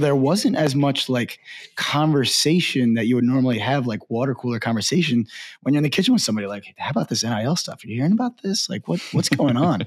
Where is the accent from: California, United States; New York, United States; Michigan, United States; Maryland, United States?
Maryland, United States; Baltimore; I'm from Baltimore, uh, grew up there